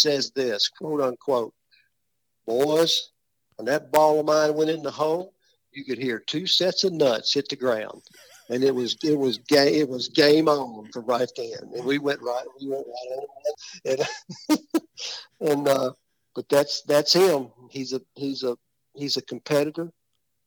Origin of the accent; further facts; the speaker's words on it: West Tennessee, United States; We're from West Tennessee